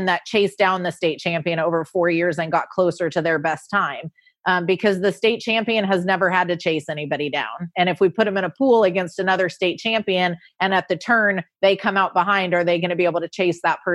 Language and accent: English; Orange County, California, United States; moved away as an adult; also born or lived in Bradenton, Florida; now in Louisville, United States; Orange County, California, where I grew up